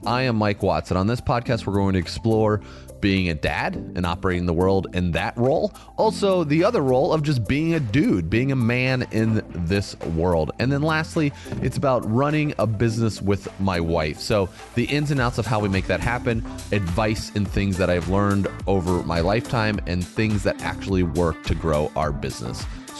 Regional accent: Canada; as a lady conditioned to be polite, I am Canadian too.

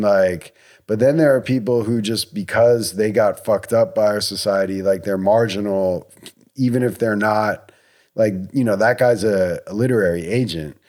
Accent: United States

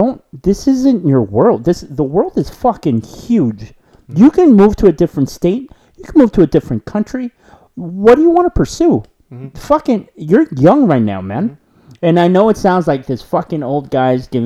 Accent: Los Angeles, California, United States; We're from Los Angeles

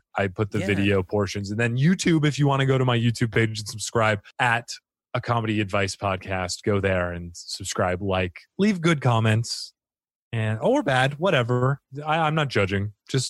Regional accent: Cottonwood, Arizona, United States; now in Elizabeth, United States; I grew up in Cottonwood, Arizona, where we don't lock our car doors. And now I'm in Elizabeth, New Jersey, where, I might get stabbed today.

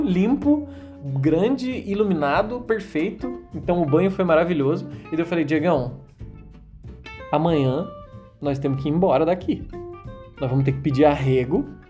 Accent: Brazil; a gente é brasileiro.

